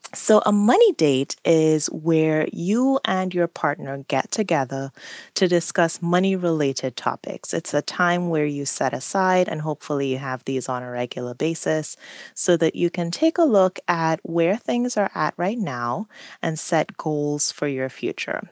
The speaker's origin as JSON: {"language": "English", "country": "Trinidad & Tobago", "tie": "born or raised there", "moved": "yes", "lives_now": "United States", "said": "I grew up on an island. I grew up in Trinidad and Tobago"}